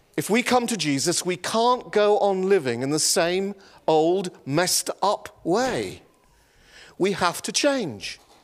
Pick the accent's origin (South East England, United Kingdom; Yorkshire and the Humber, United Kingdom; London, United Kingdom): Yorkshire and the Humber, United Kingdom; moved away; I was raised in the county